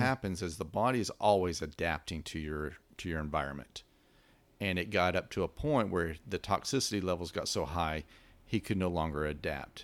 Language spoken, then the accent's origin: English; West Texas, United States; I come from West Texas